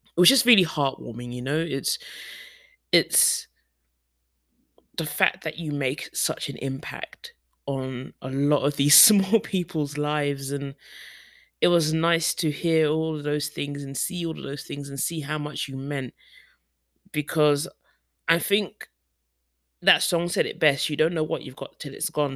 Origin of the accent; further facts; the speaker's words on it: United Kingdom; moved away; as a black woman, as a Brit, black British woman